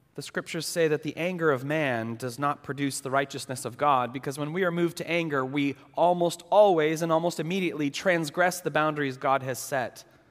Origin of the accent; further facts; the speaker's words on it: New England, United States; now in Los Angeles, United States; I grew up in New England